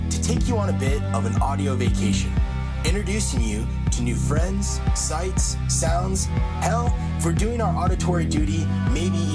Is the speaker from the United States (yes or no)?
yes; United States; thank you. I'm American.